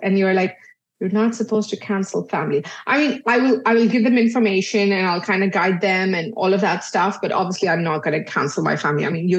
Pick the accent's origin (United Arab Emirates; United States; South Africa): United Arab Emirates; Dubai; so I was born and brought up in Dubai, but I'm originally Indian. So my parents are Indian